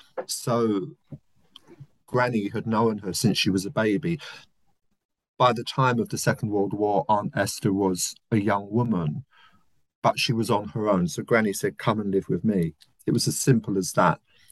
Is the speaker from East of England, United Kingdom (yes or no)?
no; London, United Kingdom; I come from South London, working class background. Left school at 16, as a lot of working class kids did, with nothing, no qualifications, no access to university.